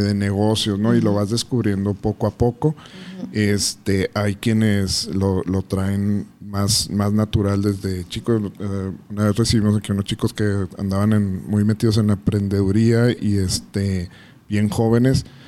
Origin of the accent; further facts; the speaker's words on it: Ciudad Juárez, Chihuahua, Mexico; naces con, con él desafortunadamente en esta ciudad no y que te marca aunque a veces lo normalicemos y lo vemos como, como parte del currículum de ser juarense